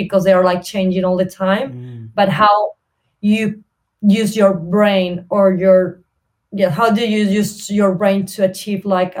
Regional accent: Córdoba, Argentina; English is a second language; now in Buenos Aires, Argentina; So I started uni at Buenos Aires. I'm original from Cordoba, which is like 8 hours from Buenos Aires. So I moved to Buenos Aires.

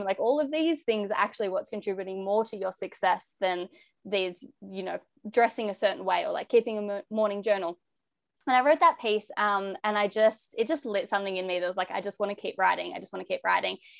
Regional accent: Bathurst, New South Wales, Australia; moved away; also born or lived in Victoria; I grew up in New South Wales

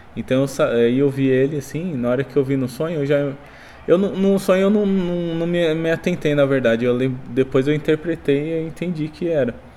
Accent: São Paulo, Brazil; moved away as an adult; now in Boituva, Brazil; eu era de São Paulo

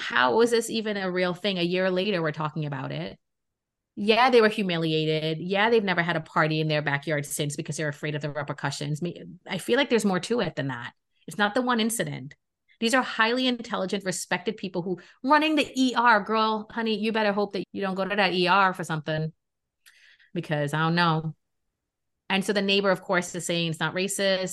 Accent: New York City, New York, United States; also born or lived in Trinidad and Tobago / Queens, New York; I'm a New Yorker, okay? And I grew up in Brooklyn

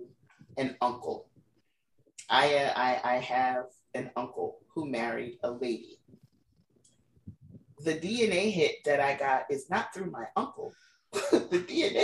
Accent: the South, United States; I'm black and from the South

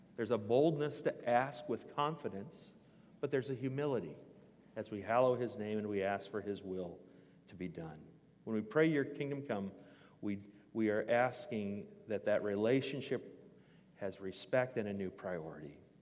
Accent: Newton, Iowa, United States; I grew up in Newton, Iowa

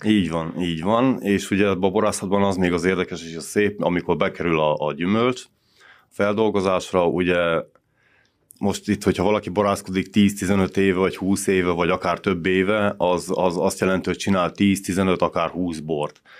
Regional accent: Săcueni, Bihor County, Romania; székédi születésű vagyok, székédi lakos

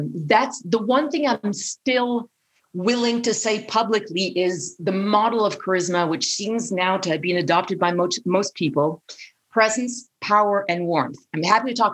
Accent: Paris, Île-de-France, France; growing up in Paris

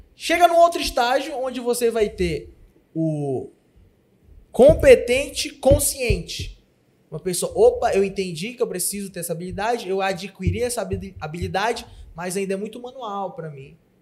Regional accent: Pará, Brazil; Eu, como bom paraense

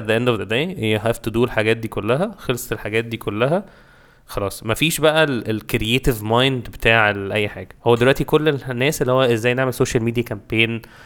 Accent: Cairo, Cairo Governorate, Egypt; عندنا في القاهره

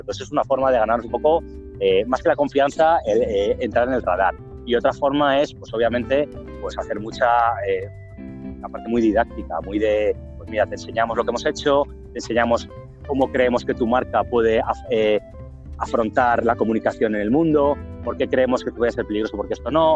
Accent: Madrid, Community of Madrid, Spain; yo soy de Madrid

